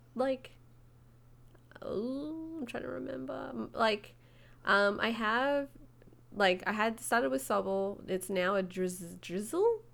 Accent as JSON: {"language": "English", "country": "Australia", "said": "being Australian"}